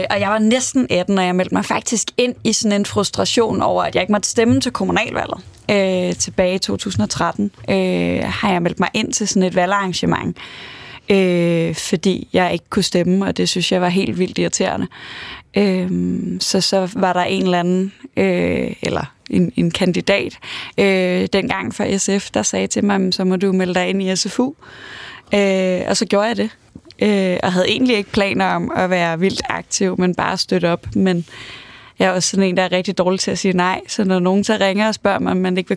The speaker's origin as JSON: {"language": "Danish", "town": "Aarhus", "region": "Central Denmark Region", "country": "Denmark", "tie": "born or raised there", "said": "så er jeg vokset op i Aarhus, og er vokset op i sådan en klassisk øvre middelklassefamilie"}